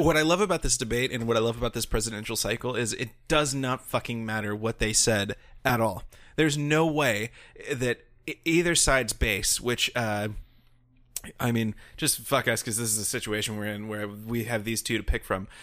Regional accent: United States; as an American

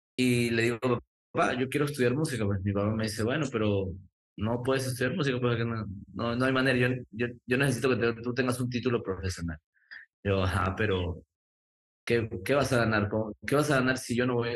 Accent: Lima, Peru; now in Miami, United States; yo soy nacido en Lima, Perú, en el cercado de Lima, em, que es muy cerquita al Callao

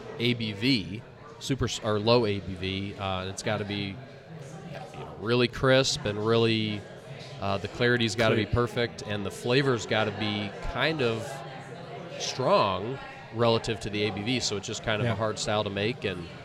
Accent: United States; being an American

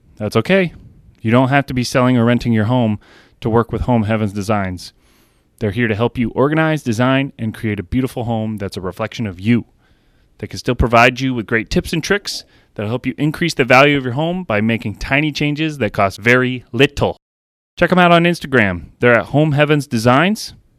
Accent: Plattsburgh, New York, United States; also born or lived in Great Falls, Montana / New Jersey; I grew up right here

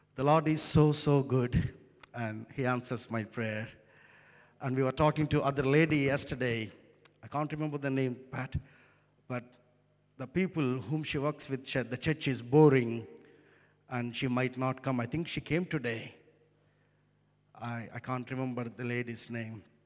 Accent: India; first language Telugu; English is a second language; I come from India.

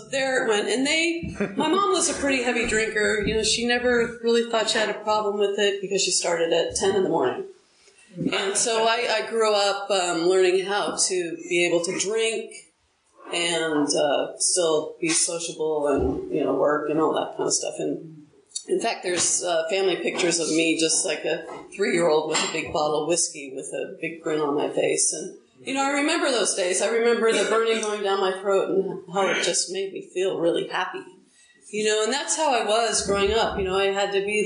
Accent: Huntington Beach, California, United States; moved away; also born or lived in St. Louis; I grew up in Huntington Beach, a beach town

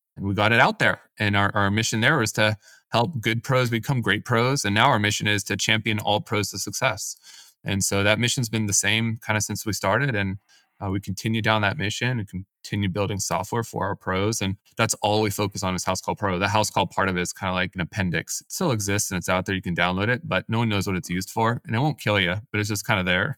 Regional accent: Silicon Valley, California, United States; also born or lived in San Diego; I grew up in the Silicon Valley, decided to move away for school

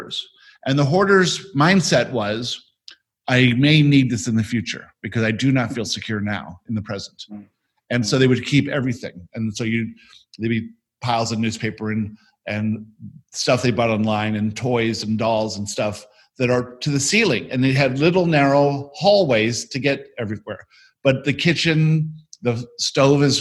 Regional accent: Florida, United States; we grew up in Florida

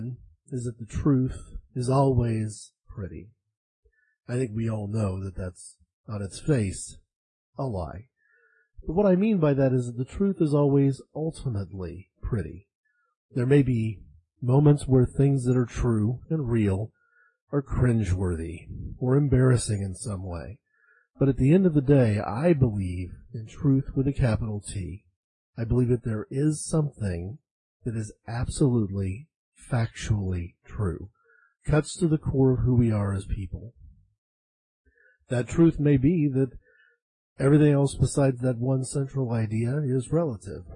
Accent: United States; I'm an American

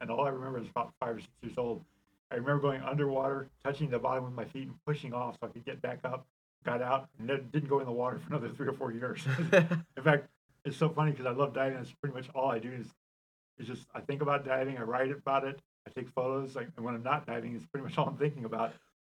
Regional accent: San Pedro, California, United States; also born or lived in Germany / Denver / Texas; as an Army brat and moved all over the world, Germany and Denver and Texas. But for the most part, I grew up in Southern California.

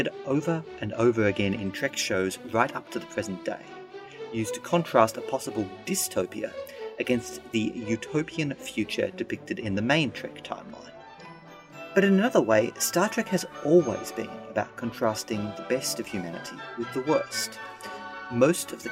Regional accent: Australia; I'm a lawyer from Australia

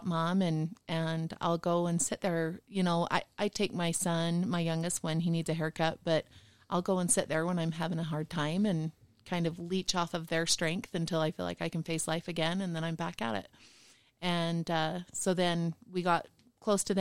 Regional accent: South Jordan, Utah, United States; I grew up in South Jordan, Utah, my grandpa's farm.

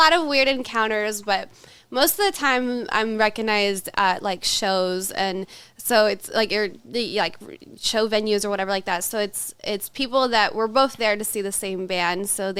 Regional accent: Los Angeles, California, United States; also born or lived in Louisiana / Chicago; now in Colorado, United States; I'm from Louisiana. Okay. I grew up for the most part in Los Angeles.

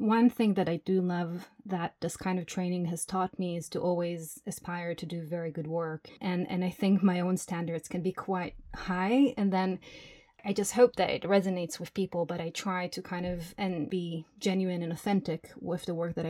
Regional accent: Jerusalem, Jerusalem District, Israel; moved away as an adult; now in Berlin, Germany; I grew up in Jerusalem, and I've been in Berlin for 12 years now

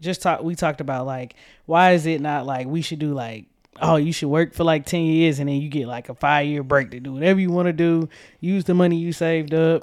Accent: Tucker, Georgia, United States; I was born in Atlanta, Georgia, the outskirts, um, Tucker, Georgia to be exact.

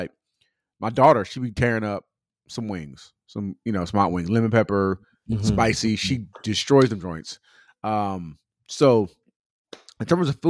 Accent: California, United States; now in Atlanta, United States

